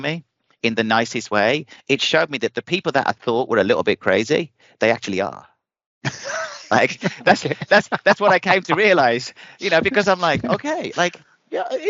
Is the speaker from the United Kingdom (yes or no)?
yes; England, United Kingdom; moved away as an adult; also born or lived in London; now in United States; I came from England